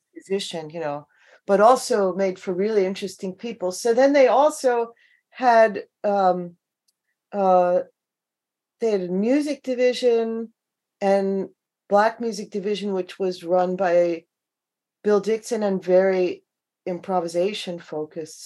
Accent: Long Island, New York, United States; now in Seattle, United States; I grew up on Long Island

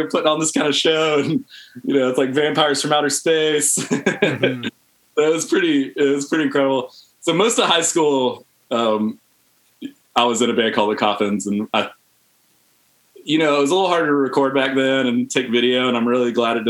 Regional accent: Hartsville, South Carolina, United States; moved away as an adult; also born or lived in Columbia, South Carolina; now in Charlotte, United States; I'm from Hartsville, South Carolina, originally.

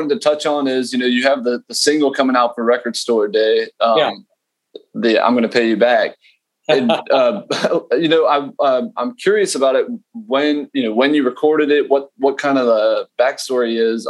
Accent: near Myrtle Beach, South Carolina, United States; I grew up pretty close to Myrtle Beach, maybe like 45 minutes from there.

